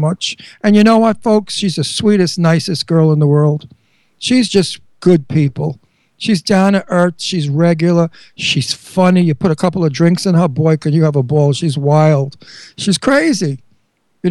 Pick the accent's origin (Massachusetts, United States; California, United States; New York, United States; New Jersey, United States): New York, United States; New York City; moved away; also born or lived in Verona, Italy (ancestry); I'm Italian from Brooklyn